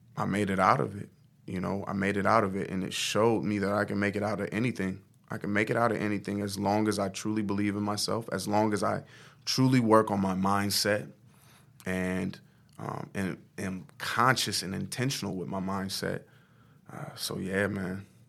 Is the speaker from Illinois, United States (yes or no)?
no; Omaha, Nebraska, United States; also born or lived in Norfolk, Nebraska; I'm from Omaha, Nebraska, born and raised, lived there all of my life for the most part.